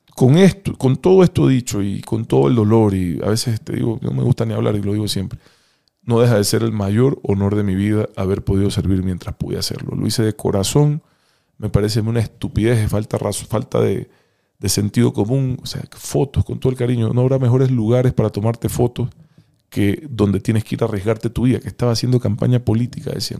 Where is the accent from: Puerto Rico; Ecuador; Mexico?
Ecuador; tengo derecho a vivir en paz en mi propio país